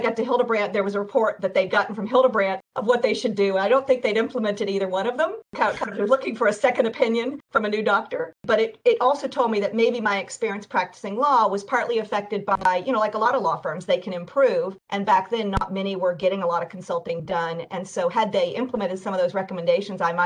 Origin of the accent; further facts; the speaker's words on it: Oak Ridge, Tennessee, United States; I'm from a science town, Oak Ridge, Tennessee, where they did a lot of the research in nuclear issues